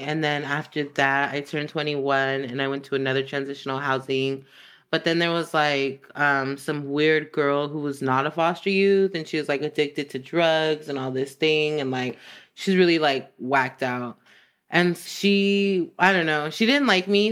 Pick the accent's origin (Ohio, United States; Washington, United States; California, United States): California, United States; Los Angeles; accent: valley; I was born in Northridge